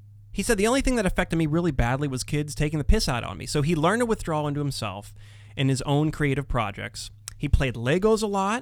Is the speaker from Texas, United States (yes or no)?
no; Pittsburgh, Pennsylvania, United States; We're from Pittsburgh